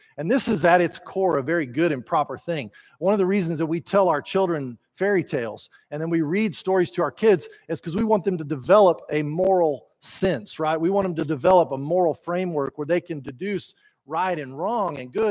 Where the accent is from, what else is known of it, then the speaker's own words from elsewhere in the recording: Texas, United States; not everyone uses polite manners like we do down here